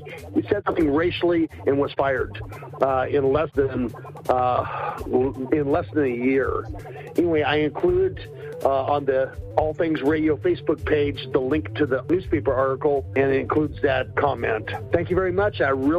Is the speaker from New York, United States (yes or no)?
no; Stockton, California, United States; now in Redding, United States; I am from Redding, California, though I was born and raised in Stockton, California from 1962 until 2019.